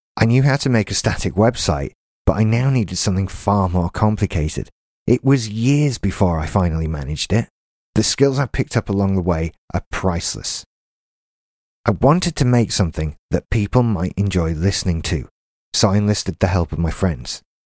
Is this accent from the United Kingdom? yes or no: yes; Doncaster, Yorkshire and the Humber, United Kingdom; now in Haworth, United Kingdom; I'm from Doncaster, thirty-five years old, and live in the small West Yorkshire village of Haworth